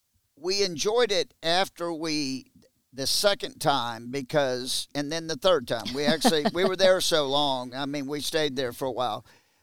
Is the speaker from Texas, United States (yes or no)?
yes; Texas, United States; But as a Texan